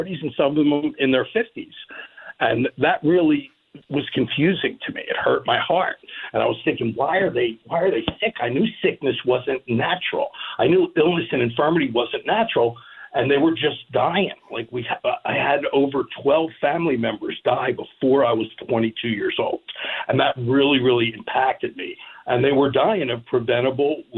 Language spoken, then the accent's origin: English; Philadelphia, Pennsylvania, United States; growing up in Northeast Philadelphia in the 60s